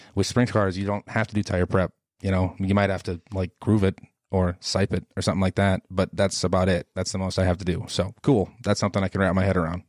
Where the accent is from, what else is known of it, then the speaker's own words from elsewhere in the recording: Arlington, Minnesota, United States; I'm from Arlington, Minnesota originally, so I grew up around Arlington Raceway.